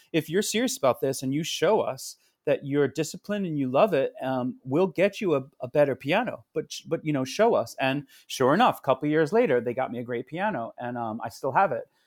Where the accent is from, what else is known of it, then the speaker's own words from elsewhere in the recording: Rockville Centre, New York, United States; also born or lived in Queens, New York; I grew up on Long Island in Rockville Center. I was born in Queens